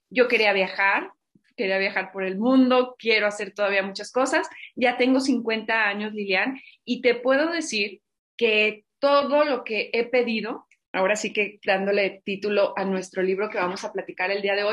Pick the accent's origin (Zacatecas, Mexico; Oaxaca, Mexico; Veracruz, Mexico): Zacatecas, Mexico; born there; yo nací en Zacatecas, la segunda de cinco hermanas